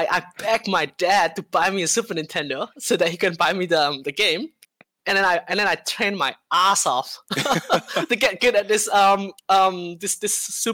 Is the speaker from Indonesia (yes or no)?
yes; Indonesia; now in New Zealand; I've actually never been back to my home country in Indonesia for since 2003